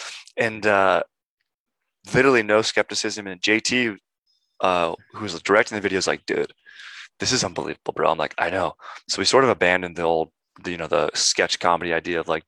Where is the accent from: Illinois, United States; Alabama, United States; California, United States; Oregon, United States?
California, United States; Orange County; now in Los Angeles, United States; I grew up in Orange County, which is like San Diego south.